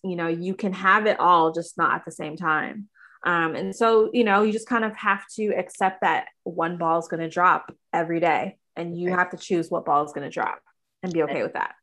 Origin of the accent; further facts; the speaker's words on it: Toronto, Ontario, Canada; also born or lived in United States; I'm from Toronto, Canada